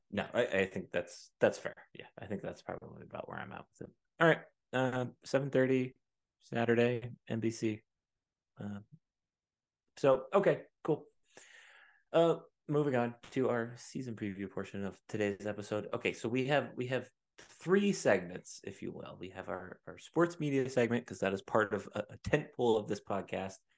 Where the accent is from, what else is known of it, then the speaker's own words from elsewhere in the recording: Pennsylvania, United States; where I grew up in Pennsylvania